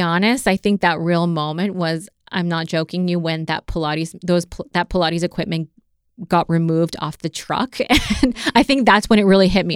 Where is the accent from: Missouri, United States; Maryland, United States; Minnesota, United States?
Maryland, United States; also born or lived in Las Cruces, New Mexico; now in South Florida, United States; I grew up in Maryland for most of my life.